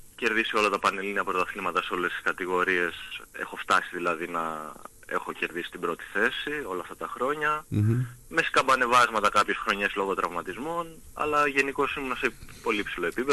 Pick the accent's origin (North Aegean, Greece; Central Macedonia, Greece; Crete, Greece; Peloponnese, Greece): North Aegean, Greece; Lemnos; θέλω να προσφέρω κι εγώ στον τόπο μου